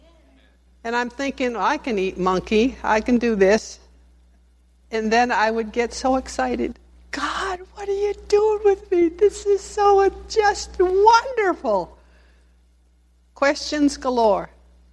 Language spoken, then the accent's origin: English; Spring, Texas, United States; a little lady from Spring, Texas